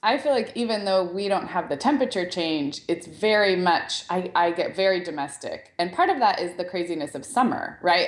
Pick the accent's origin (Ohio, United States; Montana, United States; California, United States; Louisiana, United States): California, United States; Santa Barbara; I grew up in Santa Barbara, which is a little bit cooler than where I am now